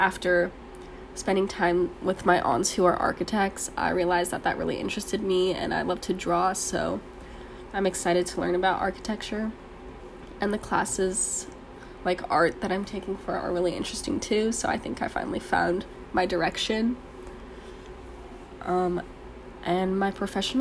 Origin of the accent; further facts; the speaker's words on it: Pleasanton, California, United States; moved away; I am from Pleasanton, California in the Bay Area